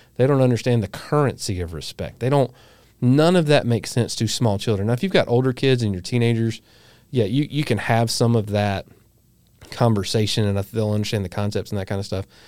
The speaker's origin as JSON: {"language": "English", "region": "the South", "country": "United States", "said": "living here in the South. And if you hadn't figured it out, we're from the South."}